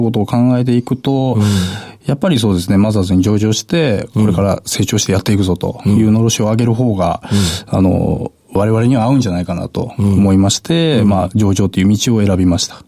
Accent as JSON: {"language": "Japanese", "region": "Kyoto", "country": "Japan", "tie": "born or raised there", "said": "京都です"}